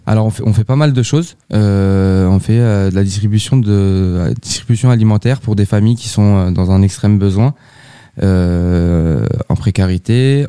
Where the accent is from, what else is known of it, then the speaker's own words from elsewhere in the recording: Sartrouville, Île-de-France, France; je suis habitant de Sartrouville depuis 29 ans